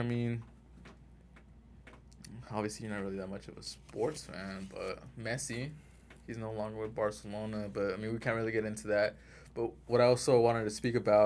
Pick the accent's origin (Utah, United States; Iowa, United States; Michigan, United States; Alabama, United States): Utah, United States; Salt Lake City; also born or lived in Simi Valley, California; Born in Simi Valley, raised in Salt Lake City.